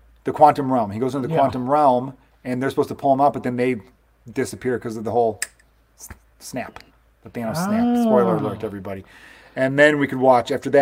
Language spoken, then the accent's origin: English; Chicago, Illinois, United States; I grew up in Chicago.